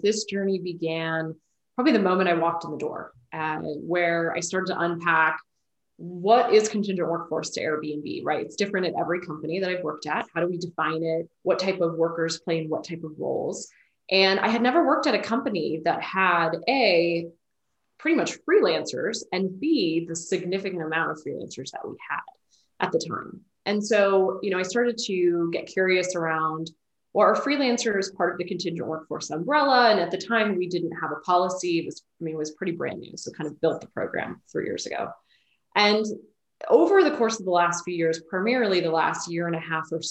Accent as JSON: {"language": "English", "area": "Bay Area", "region": "California", "country": "United States", "moved": "as an adult", "lives_now": "Austin, United States", "said": "I'm from the Bay Area"}